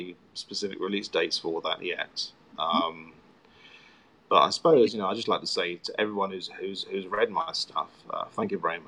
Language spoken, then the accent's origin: English; Worthing, South East England, United Kingdom; moved away; this is Worthing, he'd do it in my hometown